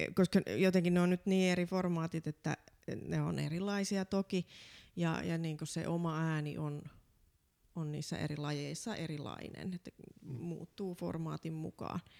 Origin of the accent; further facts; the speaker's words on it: Laihia, Ostrobothnia, Finland; Mä oon vahvasti maalta, kotoisin Pohjanmaalta